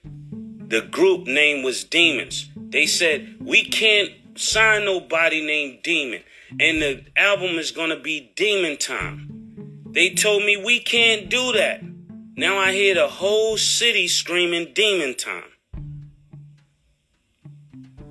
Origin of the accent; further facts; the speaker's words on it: New York City, New York, United States; I'm from Harlem